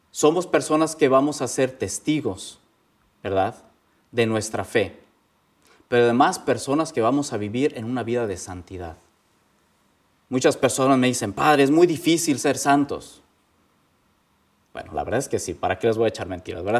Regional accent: Mexico; moved away as an adult; now in Indiana, United States; Soy legionario de Cristo, vengo de México

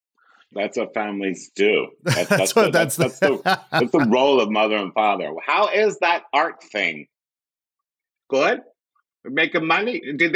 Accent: Philadelphia, Pennsylvania, United States; also born or lived in Greenville, North Carolina; now in Los Angeles, United States; I grew up in Philadelphia, Pennsylvania. Not born there, though. I was born in North Carolina. Of all places.

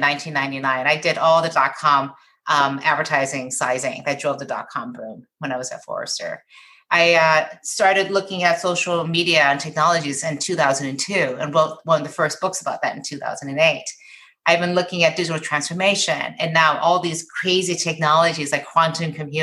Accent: Michigan, United States

